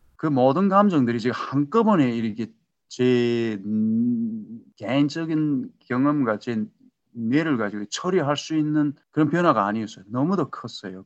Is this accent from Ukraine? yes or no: no; North Korea; moved away as an adult; also born or lived in Seattle area, United States; now in Seattle, United States; 시애틀 근교에 살고 있는 탈북민입니다.